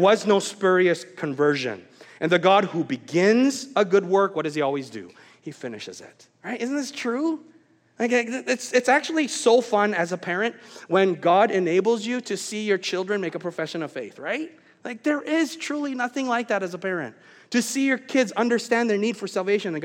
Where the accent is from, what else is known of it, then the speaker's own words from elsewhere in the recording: Vancouver, British Columbia, Canada; moved away as an adult; also born or lived in Wisconsin; I moved from Vancouver area, Canada, and then I did my Bible college years in Wisconsin.